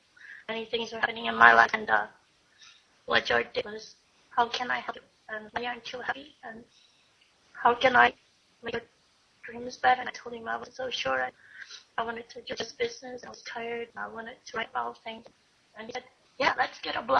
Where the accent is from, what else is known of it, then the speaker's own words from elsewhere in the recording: Brazil; moved away as an adult; now in Kansas, United States; I'm from Brazil. And it was because I believed in my dreams that I came to the U.S. to study